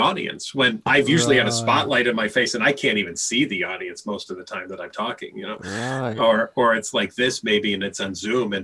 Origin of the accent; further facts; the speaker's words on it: Chicago, Illinois, United States; I grew up in Chicago